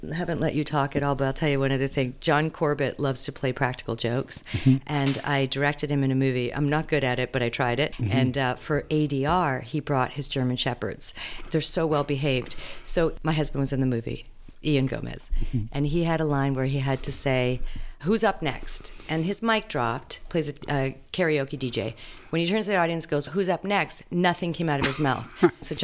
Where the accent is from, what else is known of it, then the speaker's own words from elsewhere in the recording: Winnipeg, Manitoba, Canada; moved away as an adult; also born or lived in Toronto / Chicago; I was born in Chicago, actually Winnipeg.